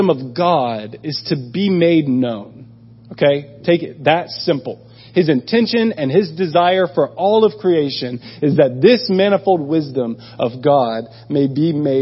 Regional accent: United States; moved away as an adult; I'm from America

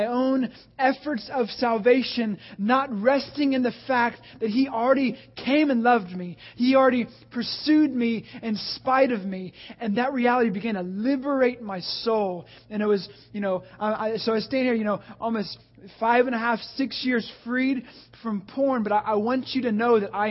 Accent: the Bible Belt, the South, United States; I grew up in the Bible Belt.

